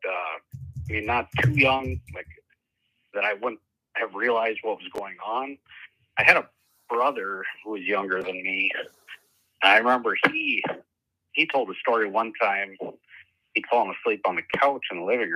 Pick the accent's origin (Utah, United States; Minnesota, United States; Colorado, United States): Minnesota, United States; I grew up around the Minnesota area and kind of close to the North Dakota border